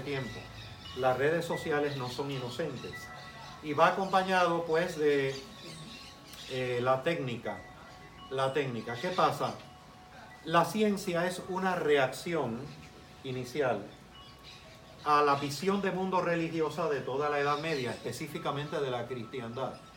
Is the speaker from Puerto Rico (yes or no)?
yes; Puerto Rico; also born or lived in Cuba; estuve hasta los 10 años de edad en Cuba. Eh, tengo 58 años, ya soy más de Puerto Rico que de Cuba, literalmente, existencialmente y esencialmente